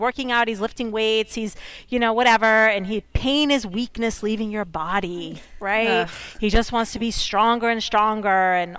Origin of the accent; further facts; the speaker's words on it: Massachusetts, United States; that because I grew up in Massachusetts. I'm sitting in Massachusetts right now.